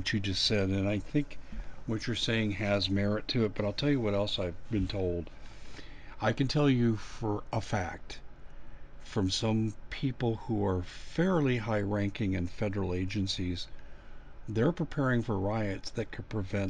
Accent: Aurora, Colorado, United States; I grew up in Aurora, Colorado.

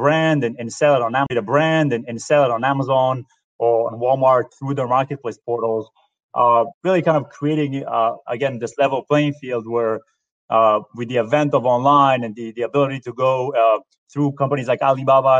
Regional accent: Israel; moved away as an adult; also born or lived in New York; now in United States; I'm originally from Israel. I moved to the U.S. Approximately 13 years ago.

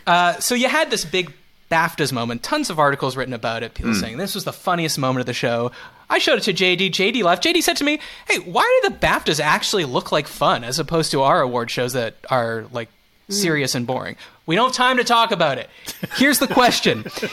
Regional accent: Montreal, Quebec, Canada; accent: Montreal; That's Montreal. That's a regional. That's my regional accent.

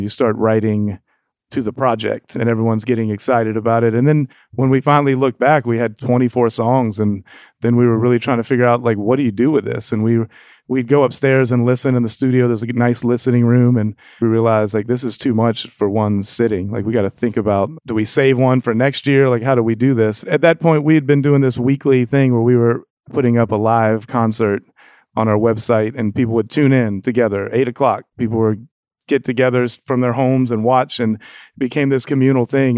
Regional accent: Jacksonville, Florida, United States; growing up on Mente Street in Jacksonville.

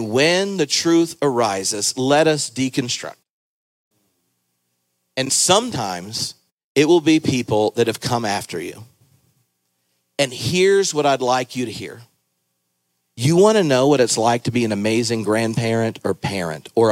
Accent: Raleigh, North Carolina, United States; I grew up in Raleigh and would go downtown to see my grandfather

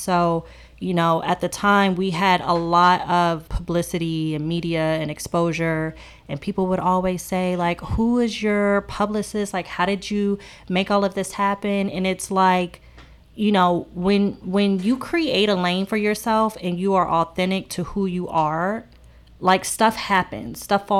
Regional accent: Virginia, United States; also born or lived in Maryland; now in Charlotte, United States; So I grew up in the Northern Virginia area, and I was living in Maryland before moving to Charlotte.

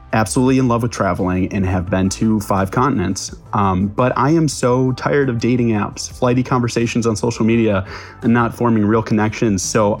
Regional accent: Chicago, Illinois, United States; moved away as an adult; also born or lived in New York City; now in Los Angeles, United States; I'm 27 years old. I'm from Chicago, and I now live in LA.

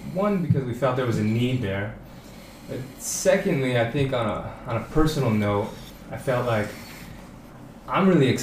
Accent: California, United States; moved away as an adult; now in Thailand; I grew up in California

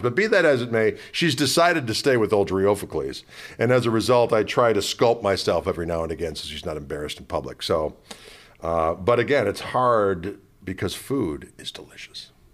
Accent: Wauwatosa, Wisconsin, United States; My hometown is Wauwatosa, Wisconsin.

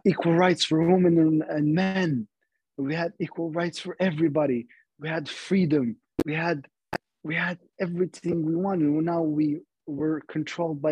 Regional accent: Libya; also born or lived in Sirte, Libya / Tripoli, Libya; for us Libyans

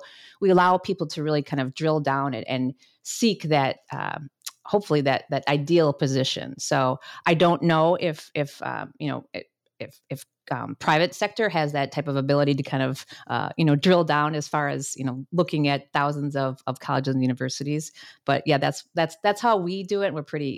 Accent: Wisconsin, United States; also born or lived in Minnesota; And I will also say that I grew up in Wisconsin. So if you hear the about in some of the words, that's where it's coming from.

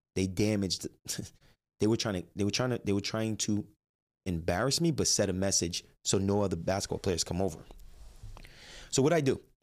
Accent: Jersey City, New Jersey, United States; I grew up in Jersey City.

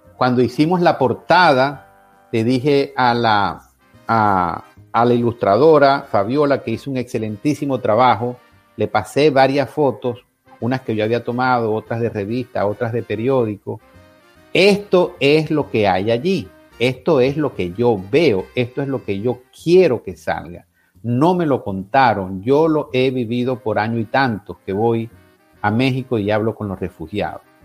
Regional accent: Venezuela; moved away; en mi país

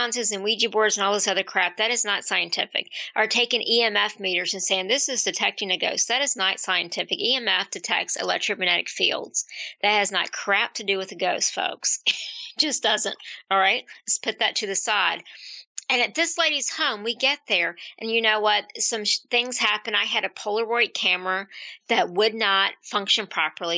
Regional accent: Central Virginia, United States; I'm from Virginia, Central Virginia, probably closer to the mountains, Southwest Virginia.

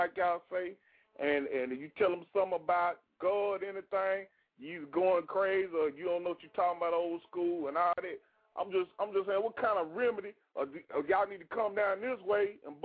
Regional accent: Crockett, Texas, United States; also born or lived in Hope, Arkansas; now in Arkansas, United States; I'm from Crockett.

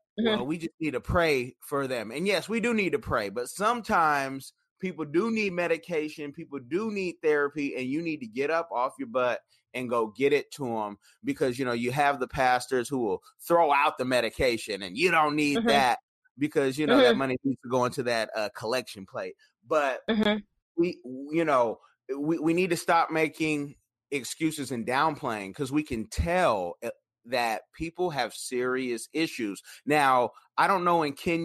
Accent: Oakland, California, United States; now in Seattle, United States; growing up, you know, I'm from Oconda

